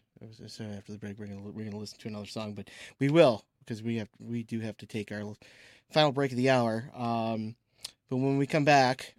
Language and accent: English; Romeo, Michigan, United States; I grew up in Romeo, hometown of …